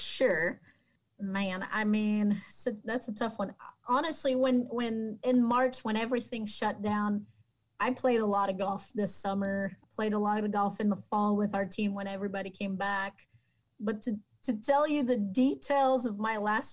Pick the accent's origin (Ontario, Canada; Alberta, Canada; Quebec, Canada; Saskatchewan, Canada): Quebec, Canada; now in Oklahoma, United States; That's just my hometown